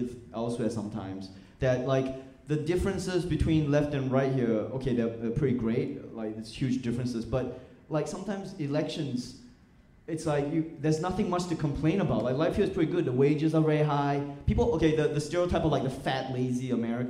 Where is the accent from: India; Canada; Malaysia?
Malaysia; moved away as an adult; also born or lived in Australia; now in United States